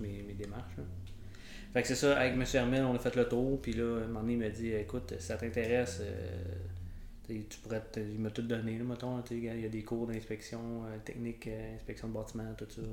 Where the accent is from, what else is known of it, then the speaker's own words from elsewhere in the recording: Rivière-Rouge, Quebec, Canada; moi, je viens du, coin de Rivière-Rouge, Tremblant